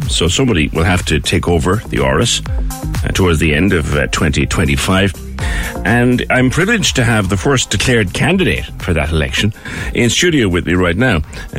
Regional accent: Cork, Munster, Ireland; also born or lived in Blarney / Buttevant; now in Douglas, Ireland; I'm originally from Tokar, born in Tokar.

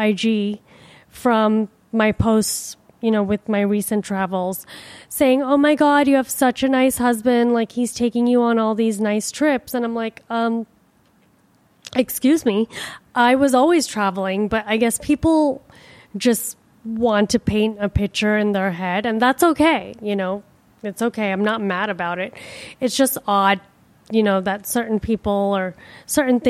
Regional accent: India; now in Miami, United States; I am from India

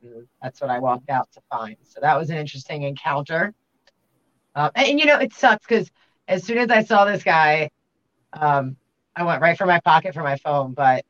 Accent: Baltimore, Maryland, United States; I can do that really good, but I grew up in Baltimore, so you know, coming up in Babylon, I'll do that to you.

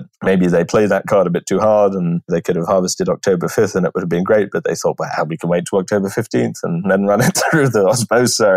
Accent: England, United Kingdom; moved away; I'm an Englishman, and that's what my palate was formed with that. You can take me out of England, but you can't take England out of me

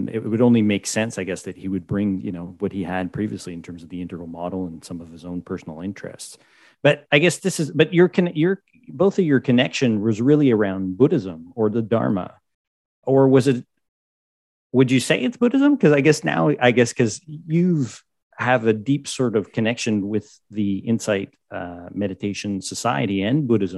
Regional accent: Quebec, Canada; growing up in Quebec

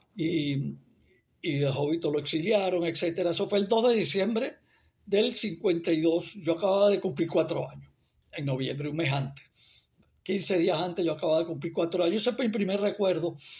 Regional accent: Barquisimeto, Lara, Venezuela; moved away; yo nací en Barquisimeto

